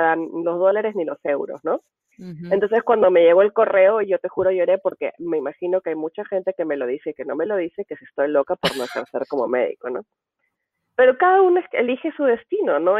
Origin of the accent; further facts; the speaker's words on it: Peru; now in United States; como decimos en Perú